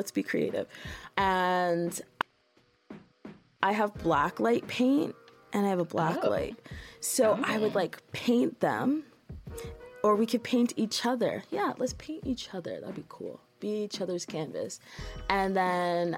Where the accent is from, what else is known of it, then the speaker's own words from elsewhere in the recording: Brampton, Ontario, Canada; I grew up in Brampton, and it was the same.